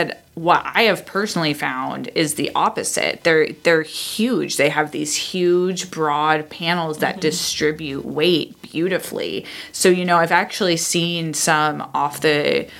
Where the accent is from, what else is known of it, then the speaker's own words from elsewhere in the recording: Iowa, United States; moved away; when I was growing up in Iowa